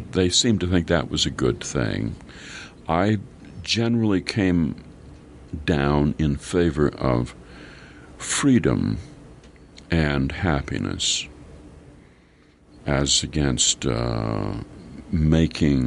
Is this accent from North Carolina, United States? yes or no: no; Minnesota, United States; we're both from Minnesota and went to the University of Minnesota